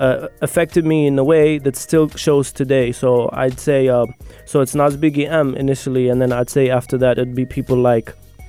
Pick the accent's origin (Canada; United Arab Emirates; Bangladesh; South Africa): United Arab Emirates; Abu Dhabi; also born or lived in Moscow, Russia; now in Sharjah, United Arab Emirates; came to Abu Dhabi when I was four.